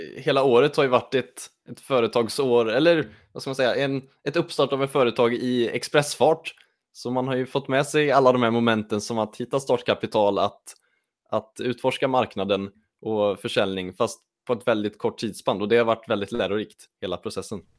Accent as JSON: {"language": "Swedish", "town": "Lidköping", "region": "Västra Götaland", "country": "Sweden", "said": "jag kommer också från Lidköping"}